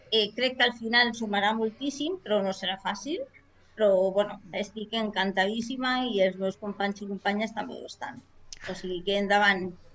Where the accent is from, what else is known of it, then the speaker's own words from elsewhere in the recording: Barberà del Vallès, Catalonia, Spain; soc d'aquí de Barberà, de tota la vida